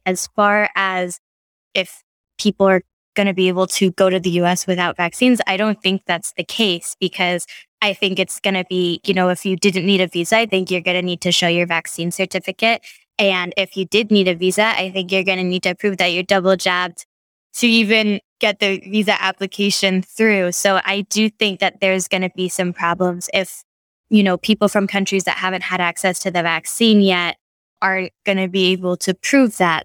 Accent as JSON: {"language": "English", "country": "United States", "moved": "yes", "said": "I'm a American journalist"}